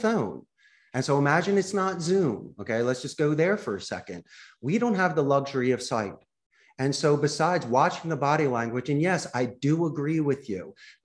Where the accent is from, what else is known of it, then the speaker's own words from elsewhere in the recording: Philadelphia, Pennsylvania, United States; accent: Philly; now in Costa Rica; my Philly accent